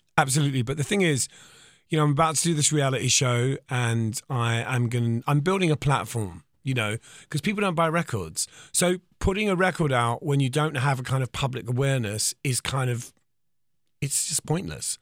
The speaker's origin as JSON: {"language": "English", "town": "Eltham", "region": "London", "country": "United Kingdom", "said": "from Eltham"}